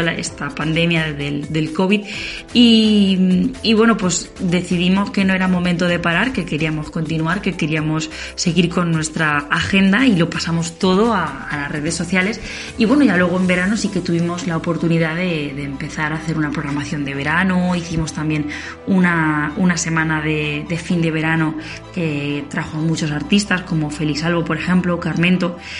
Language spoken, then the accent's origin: Spanish; Daimiel, Castilla-La Mancha, Spain; aquí en Daimiel, en mi pueblo